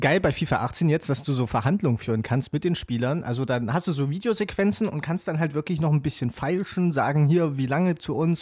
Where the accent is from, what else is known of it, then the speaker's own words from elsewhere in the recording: Jena, Thuringia, Germany; Ich komme ja aus Jena